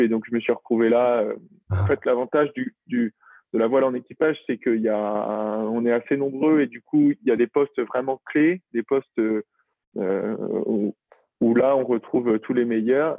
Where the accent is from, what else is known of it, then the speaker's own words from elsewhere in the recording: La Rochelle, Nouvelle-Aquitaine, France; now in Brittany, France; j'ai grandi à La Rochelle.